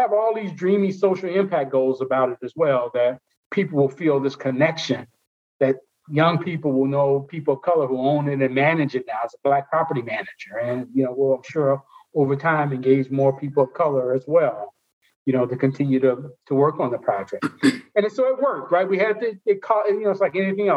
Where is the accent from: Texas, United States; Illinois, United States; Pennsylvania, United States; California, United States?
Illinois, United States; Chicago; That's where our company's located. That's my hometown